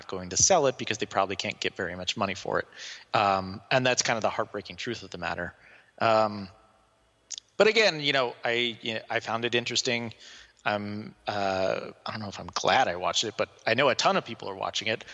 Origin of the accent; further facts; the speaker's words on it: Oklahoma, United States; I am from Oklahoma